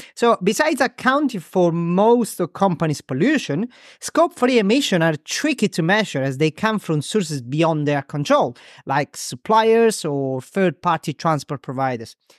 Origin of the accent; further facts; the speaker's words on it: Crotone, Calabria, Italy; now in Ramsgate, United Kingdom; Crotone, my hometown, which is very close to Greece. Right, um, south of Italy